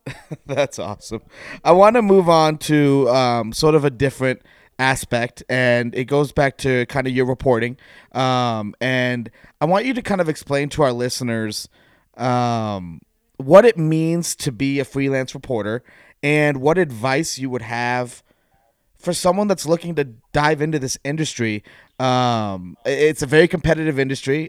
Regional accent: West Coast, United States; I grew up on the West Coast

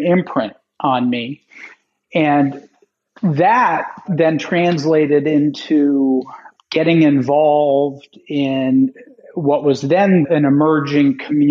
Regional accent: Little Rock, Arkansas, United States; moved away as an adult; also born or lived in Nashville, Tennessee; I grew up in Little Rock, Arkansas

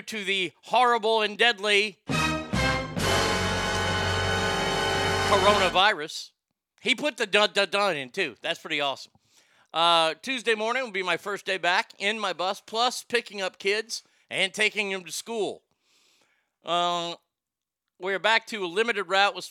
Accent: Texas, United States; as a Texan

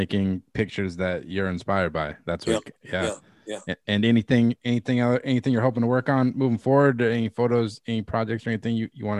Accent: Robbinsdale, Minnesota, United States; moved away; fellow Minnesotan. I was born in Robbinsdale, Minnesota.

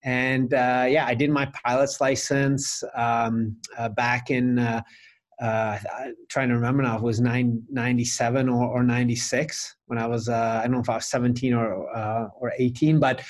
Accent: Vancouver, British Columbia, Canada; moved away as an adult; now in Prague, Czech Republic; I'm from Vancouver, Canada. That's where I grew up

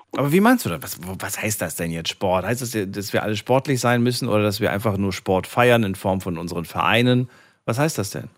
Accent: Frankfurt, Hesse, Germany; Ich bin ja groß geworden in Frankfurt

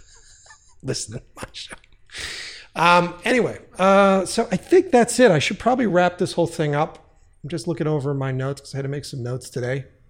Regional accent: East Coast, United States; we're all from the East Coast. We're all from that area.

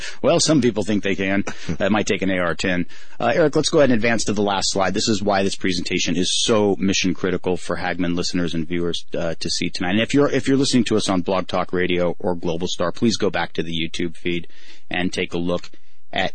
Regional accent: Southern California, United States; I come from Southern California

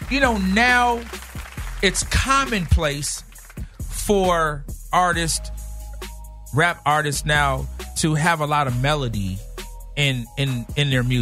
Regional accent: St. Louis, Missouri, United States; moved away as an adult; also born or lived in Long Beach, California; I was born in St. Louis, Missouri.

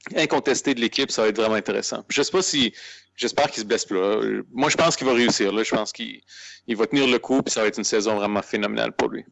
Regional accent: Aylmer, Quebec, Canada; on vient d'Elmer

